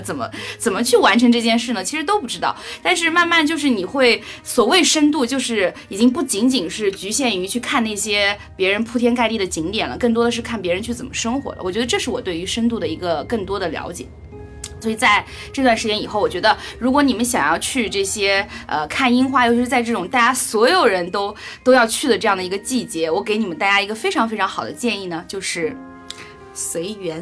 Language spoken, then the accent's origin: Chinese; China; 我们中文人